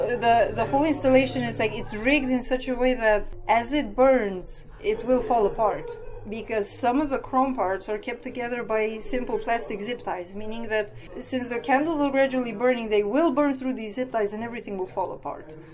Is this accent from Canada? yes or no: no; Romania; moved away as an adult; also born or lived in Cluj, Romania; now in Wroclaw, Poland; I'm originally from Romania, but I've been living in Poland now for oh, close to nine years.